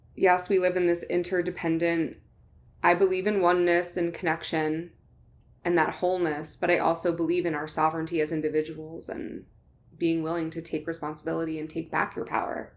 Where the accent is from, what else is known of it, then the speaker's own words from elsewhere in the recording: New Jersey, United States; I'm, I'm from New Jersey